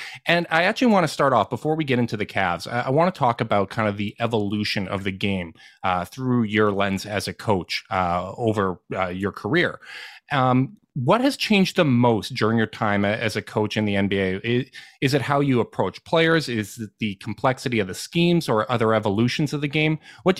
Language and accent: English; Canada; as a Canadian